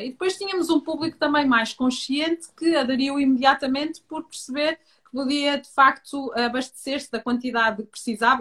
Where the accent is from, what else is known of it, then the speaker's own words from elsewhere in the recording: Minho, Norte, Portugal; moved away; eu sou minhota, sou de FAF, Uh, mas tive uma infância no campo